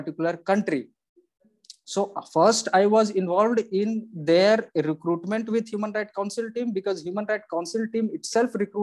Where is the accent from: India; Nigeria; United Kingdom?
India; being as an Indian, we know English